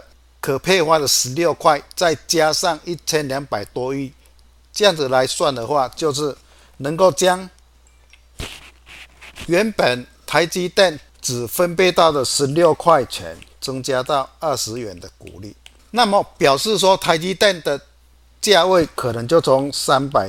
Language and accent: Chinese; Chiayi, Taiwan; 各位，我是金钱豹的现场朋友，大家好，我是嘉义的